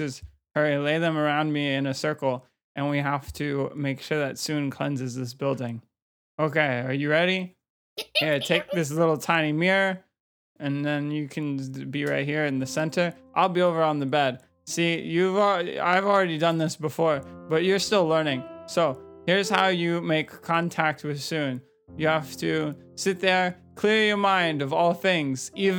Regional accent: Atlanta, Georgia, United States; since I'm from Atlanta

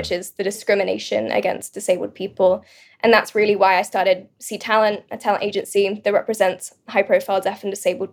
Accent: United Kingdom; moved away as an adult; also born or lived in London; now in Los Angeles, United States; I'm British originally, now

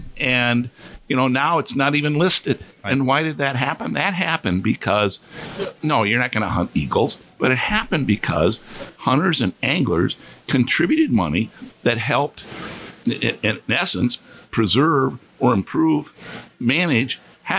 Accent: New York, United States; gee, I'm from New York. I'd never been exposed to this.

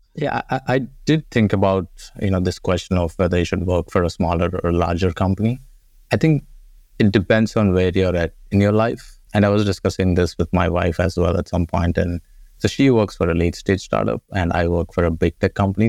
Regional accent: India; moved away as an adult; I grew up in India went to college there

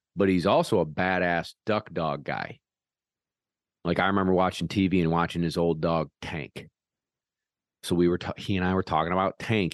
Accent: Parish, New York, United States; my hometown

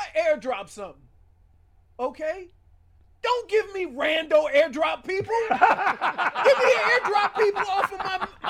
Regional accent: New Orleans, Louisiana, United States; I'm from New Orleans.

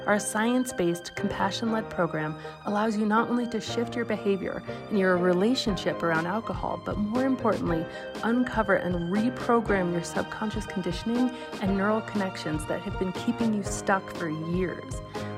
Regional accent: Aspen, Colorado, United States; I grew up in Aspen, Colorado

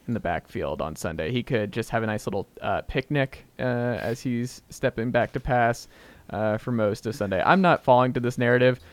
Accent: Stone Mountain, Georgia, United States; I'm from Stone Mountain

